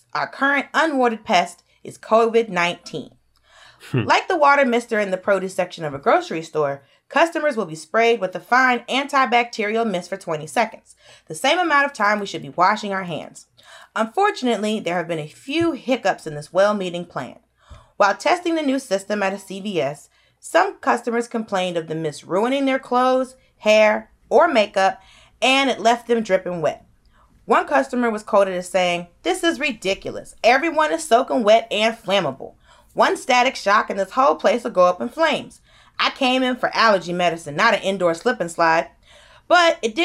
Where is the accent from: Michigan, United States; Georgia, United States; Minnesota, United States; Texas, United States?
Georgia, United States; I'm from Georgia